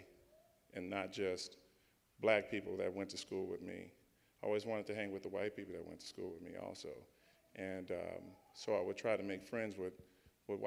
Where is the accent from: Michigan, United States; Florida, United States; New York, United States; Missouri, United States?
Missouri, United States; St. Louis; I grew up in St. Louis in the suburbs.